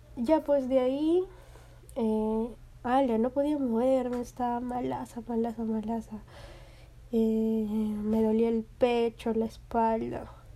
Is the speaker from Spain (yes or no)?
no; Peru; aquí en mi país, en Perú